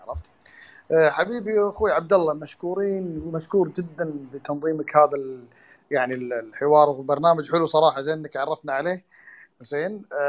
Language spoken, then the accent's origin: Arabic; Kuwait